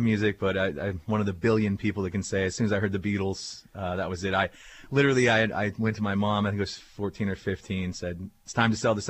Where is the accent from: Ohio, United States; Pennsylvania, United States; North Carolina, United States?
Pennsylvania, United States; Erie; Yeah, I grew up in Erie. Went to Harbor Creek High School, so I've been here my whole life.